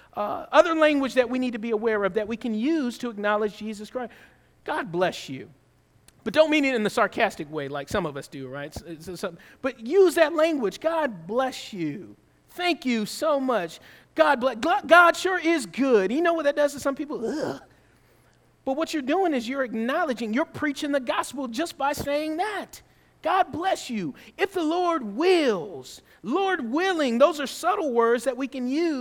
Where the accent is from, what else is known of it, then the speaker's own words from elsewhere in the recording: the South, United States; I grew up in the South